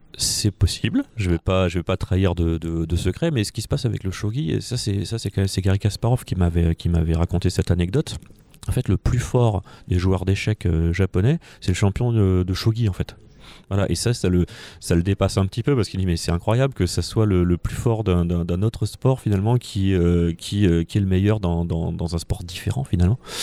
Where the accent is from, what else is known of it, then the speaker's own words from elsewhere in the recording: France; en tant que petit français dans mon coin